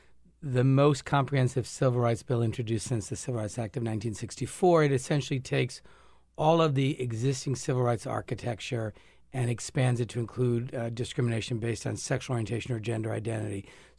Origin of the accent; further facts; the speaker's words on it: Narragansett, Rhode Island, United States; I grew up in Narragansett, and I only learned about Weekapog like 10 years ago